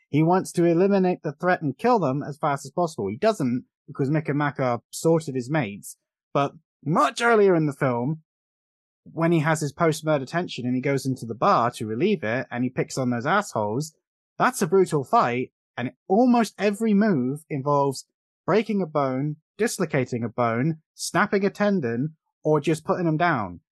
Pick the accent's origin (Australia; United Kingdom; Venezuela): United Kingdom; England; we're both English, we have different accents